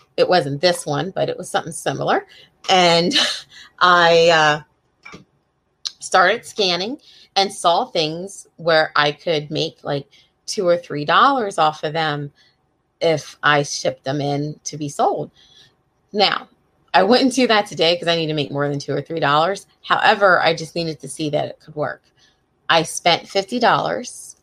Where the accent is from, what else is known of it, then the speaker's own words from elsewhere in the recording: Coatesville, Pennsylvania, United States; also born or lived in Northern Neck, Virginia; now in Virginia, United States; I grew up right outside of Philadelphia in a little town called Coatesville